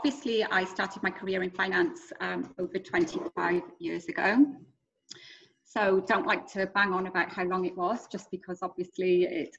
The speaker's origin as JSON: {"language": "English", "region": "Wales", "country": "United Kingdom", "moved": "as an adult", "lives_now": "Australia", "said": "For those that obviously don't recognize the accent, I am from Wales originally. So while I'm a passionate Welshie"}